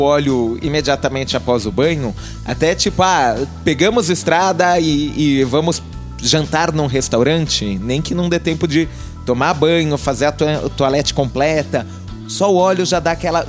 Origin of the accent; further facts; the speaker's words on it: São Bernardo do Campo, São Paulo, Brazil; Eu, eu cresci em São Bernardo